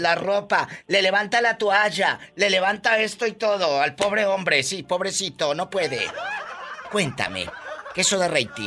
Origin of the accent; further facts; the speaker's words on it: Tamaulipas, Mexico; mi paisano de Tamaulipas